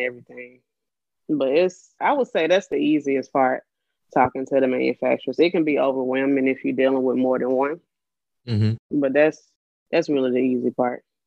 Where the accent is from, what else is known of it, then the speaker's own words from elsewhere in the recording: Birmingham, Alabama, United States; I'm from Birmingham, Alabama. I'm I almost said 29, I'm 30 years old. Just turned 30 last month in October. So I'm getting used to saying 30 now. born and raised in Birmingham.